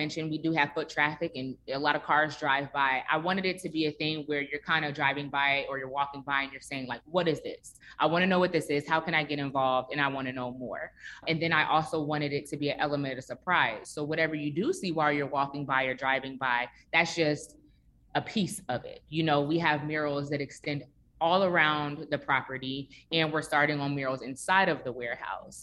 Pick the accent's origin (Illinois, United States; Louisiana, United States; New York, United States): Illinois, United States; Chicago; now in Atlanta, United States; I am originally from Chicago, and I grew up very, very close to my neighbors in my neighborhood as well